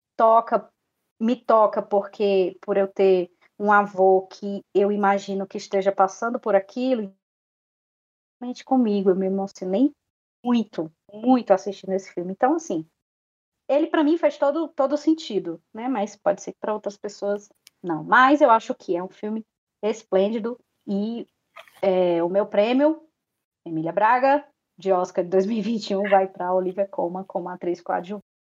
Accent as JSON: {"language": "Portuguese", "country": "Brazil", "said": "nós, como brasileiros"}